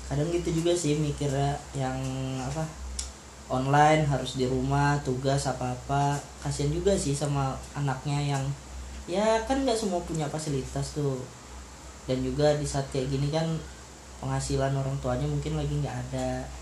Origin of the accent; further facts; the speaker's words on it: Berau, East Kalimantan, Indonesia; uh, asal huh? asal saya dari Berau saya kuliah di Unmul itu aja